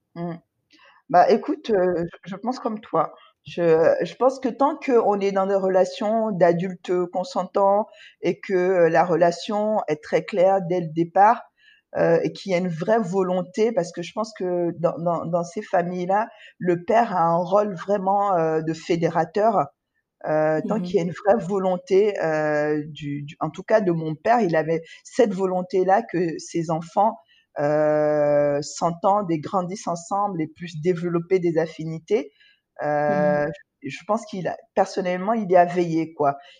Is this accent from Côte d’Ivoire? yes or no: yes; Côte d’Ivoire; also born or lived in Cotonou, Benin; Je suis née en Côte d'Ivoire et j'ai grandi en Côte d'Ivoire